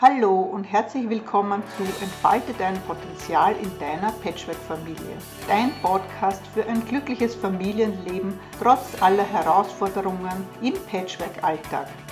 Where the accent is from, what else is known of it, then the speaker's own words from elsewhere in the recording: Vienna, Austria; Ich bin auch Wienerin